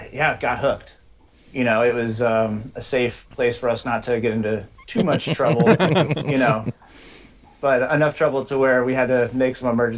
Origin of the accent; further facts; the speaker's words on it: Colorado, United States; So I grew up in Colorado, started wheeling when I was like 15